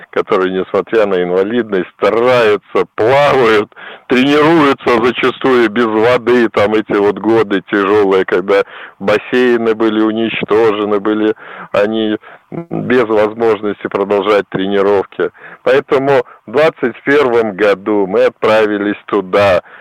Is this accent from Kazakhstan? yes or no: no; Belarus; мы белорусы